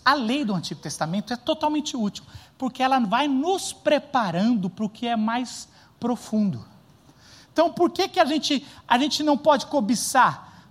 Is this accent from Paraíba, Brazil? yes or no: no; São Paulo, Brazil; a gente é paulistano